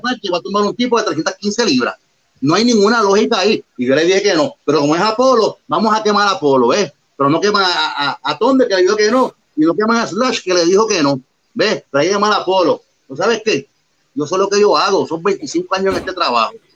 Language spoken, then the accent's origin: Spanish; Puerto Rico; Somos los únicos boricuas sin estar en televisión de los de Luis, que hemos viajado el mundo completo, representando, claro, nuestra isla.